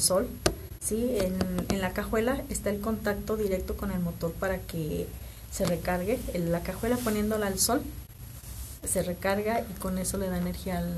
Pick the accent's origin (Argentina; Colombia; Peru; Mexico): Mexico